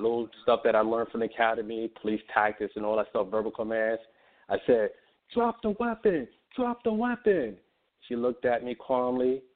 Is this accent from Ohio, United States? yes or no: no; New York City, New York, United States; moved away as an adult; growing up in New York City, and then on top of that, after growing up and leaving New York City, I joined the military